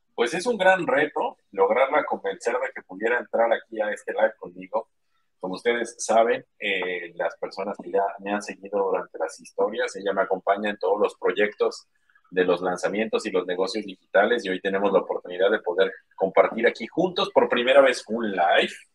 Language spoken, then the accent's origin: Spanish; Mexico; soy mexicano